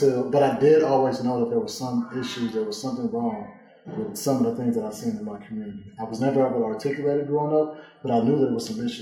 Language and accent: English; Oakland, California, United States; I'm from Oakland, California